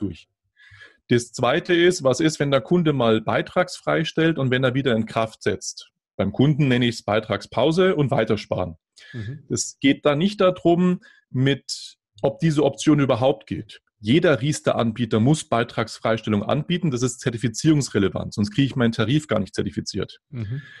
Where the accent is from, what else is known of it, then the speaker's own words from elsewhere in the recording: Germany; bei uns in Deutschland